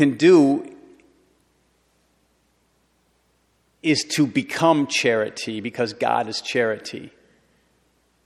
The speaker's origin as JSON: {"language": "English", "town": "Detroit", "region": "Michigan", "country": "United States", "tie": "born or raised there", "said": "I grew up in Detroit"}